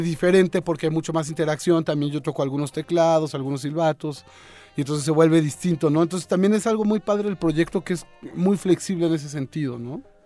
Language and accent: Spanish; Mexico City, Mexico; Yo soy un chilangazo